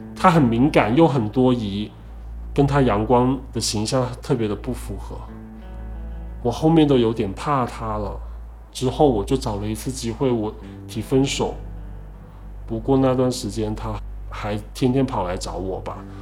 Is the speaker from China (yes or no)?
yes; Liuzhou, Guangxi, China; moved away as an adult; now in Guangdong, China; 今年二十七岁，我来自广西柳州，目前在广东